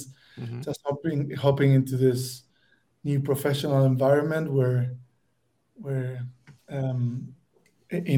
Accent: Santiago, Santiago Metropolitan Region, Chile; I'm from Santiago, Chile

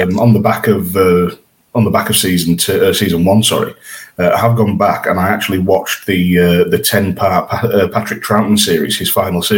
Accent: York, Yorkshire and the Humber, United Kingdom; My hometown, York City, have got promotion to, back to the National League.

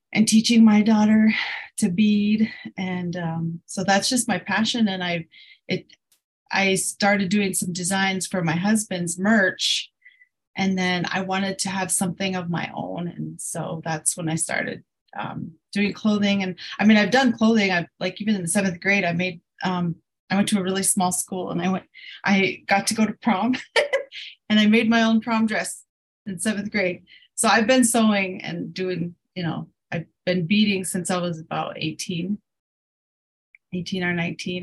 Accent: Crow Agency, Montana, United States; now in Billings, United States; I'm based out of um, Billings, Montana, which is about an hour from where I'm from, uh, the Crow Reservation, Crow Agency

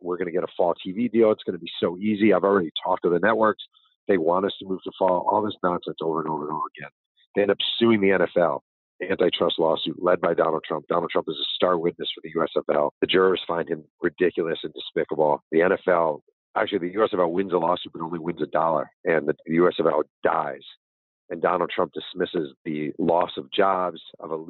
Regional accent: New York, United States; I just was a kid growing up in New York who loved the league

